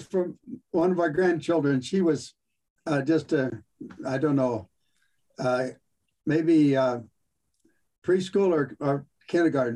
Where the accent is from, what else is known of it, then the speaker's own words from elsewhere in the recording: California, United States; I'm born and raised in California